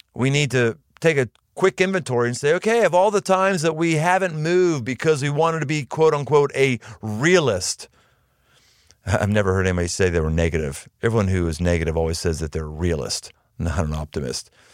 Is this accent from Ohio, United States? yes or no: yes; Cincinnati, Ohio, United States; right around my hometown where I live in Cincinnati